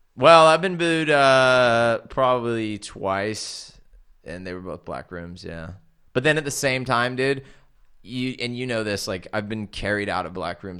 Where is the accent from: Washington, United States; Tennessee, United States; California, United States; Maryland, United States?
California, United States; moved away as an adult; now in United Kingdom; growing up in California